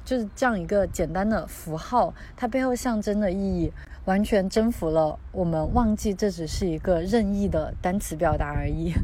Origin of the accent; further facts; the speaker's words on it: Southwest China, China; moved away; 我是来自于西南地区的，我们家乡话